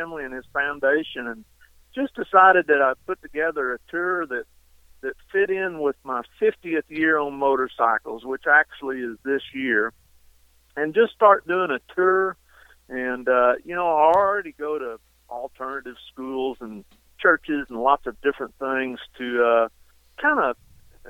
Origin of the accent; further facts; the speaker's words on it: Eastland, Texas, United States; here in Eastland, where my hometown is.